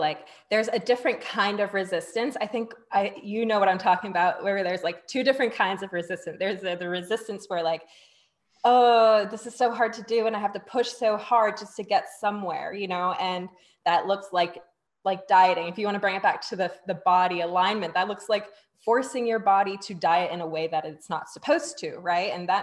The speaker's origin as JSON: {"language": "English", "country": "Singapore", "said": "I'm from Singapore"}